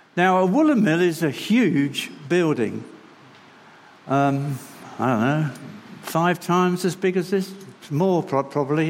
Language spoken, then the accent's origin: English; London, United Kingdom; moved away; also born or lived in Bingley; I come from London